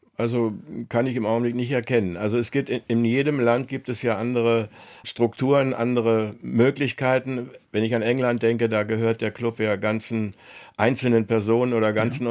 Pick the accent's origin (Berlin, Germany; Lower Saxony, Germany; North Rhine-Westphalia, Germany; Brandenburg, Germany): Berlin, Germany; moved away; also born or lived in Braunschweig / America; nach Berlin, meine alte Heimat